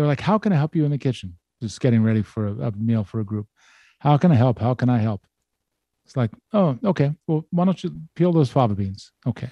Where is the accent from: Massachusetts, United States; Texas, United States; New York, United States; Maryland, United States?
Maryland, United States; Baltimore; I'm from Baltimore